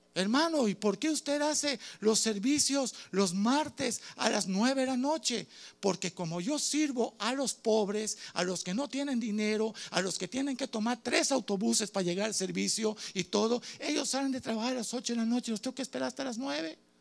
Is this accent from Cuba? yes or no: yes; Cuba; Soy cubano